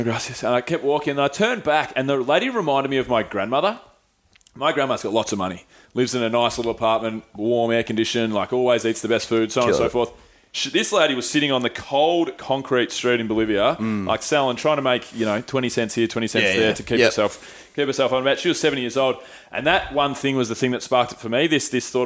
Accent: Mornington Peninsula, Victoria, Australia; we grew up on the Moines Peninsula, Tony, right next to Ryback Beach

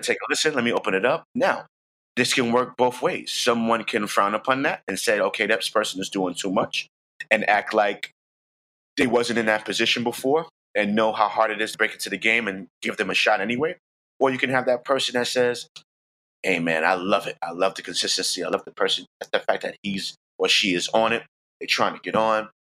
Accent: New York City, New York, United States; I'm from the Bronx, I'm from New York.

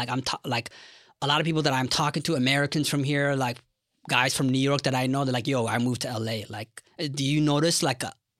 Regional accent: London, Ontario, Canada; As you may know, I'm originally from London, Ontario.

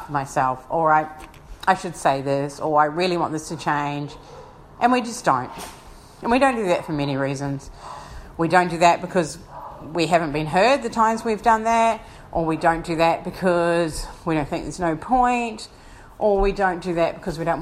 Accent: Wellington, New Zealand; moved away as an adult; now in Brisbane, Australia; I was born in Wellington, New Zealand

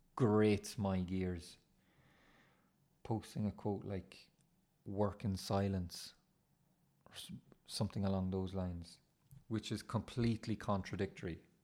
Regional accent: Ireland; you start to feel proud about being Irish

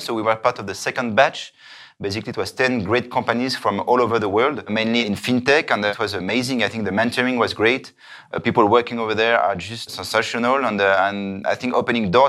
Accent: Paris, Île-de-France, France; moved away as an adult; also born or lived in New York / Dubai; now in Zurich, Switzerland; I'm from France. I grew up in Paris.

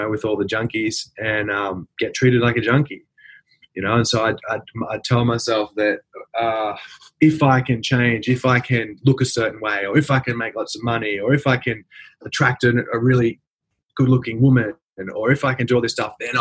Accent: Brisbane, Queensland, Australia; I grew up in Brisbane, middle class kind of family

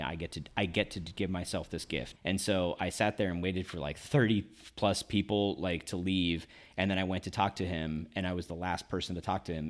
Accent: Owensboro, Kentucky, United States; moved away as an adult; also born or lived in Ohio / Pennsylvania / Orange County, California / Santa Cruz, California; when I was s, about six years old until I graduated high school, I lived in Kentucky

